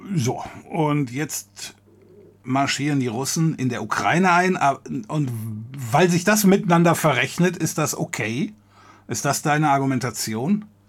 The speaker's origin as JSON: {"language": "German", "area": "area around Cologne", "region": "North Rhine-Westphalia", "country": "Germany", "said": "ich komme hier aus der Gegend um Köln"}